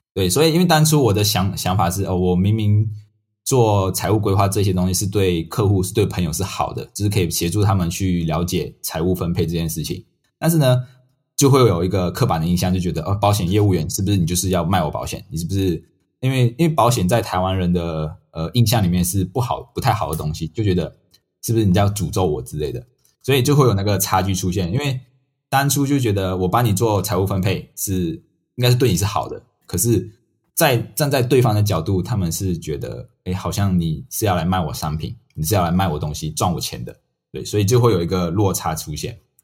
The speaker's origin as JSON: {"language": "Chinese", "country": "Malaysia", "moved": "as an adult", "lives_now": "Taiwan", "said": "我是马来西亚人，那我从马来西亚来到台湾念书"}